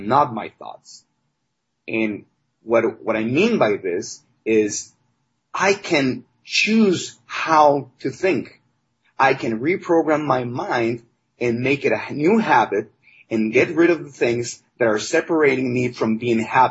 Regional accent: Mexico; I was raised in Mexico

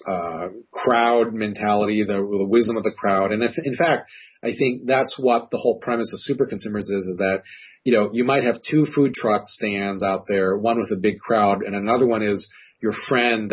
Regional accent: Hawaii, United States; moved away; I grew up in Hawaii, and we go back frequently

